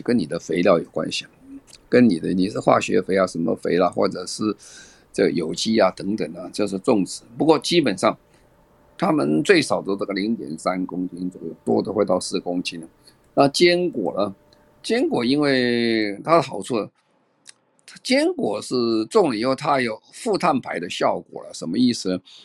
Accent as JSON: {"language": "Chinese", "region": "Tainan", "country": "Taiwan", "tie": "born or raised there", "said": "我是在台南长大啦。那时候很多，那时候很穷啦"}